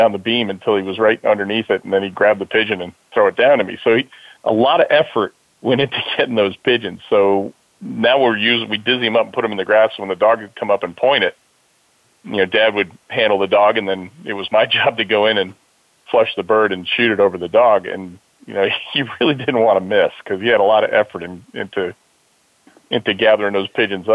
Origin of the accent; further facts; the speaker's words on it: Mount Hope, New York, United States; also born or lived in Yonkers, New York; we moved to Middletown, New York, a little town called Mount Hope, and my nearest neighbor was about a 3/4 mile away